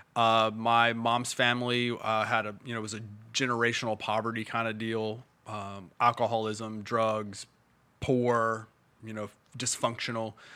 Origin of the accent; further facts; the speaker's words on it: Indiana, United States; now in Bowling Green, United States; I'm from Indiana